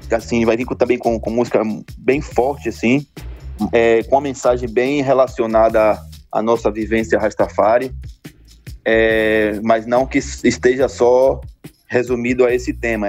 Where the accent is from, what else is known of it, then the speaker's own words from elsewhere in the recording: Northeast Region, Brazil; a gente, como nordestino